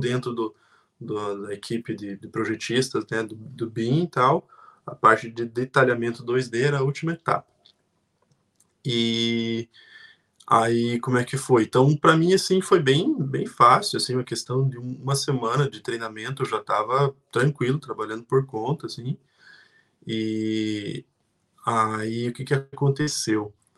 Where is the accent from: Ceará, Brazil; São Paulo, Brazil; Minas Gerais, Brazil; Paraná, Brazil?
Paraná, Brazil; Curitiba region; moved away as an adult; now in Ireland; vim lá da região de Curitiba, do Brasil, vim como estudante